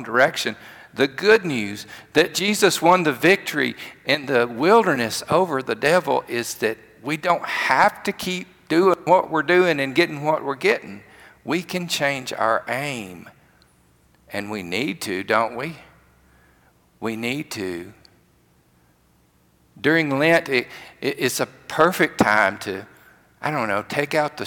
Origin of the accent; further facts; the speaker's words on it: rural Alabama, United States; I grew up in the country, another part of the state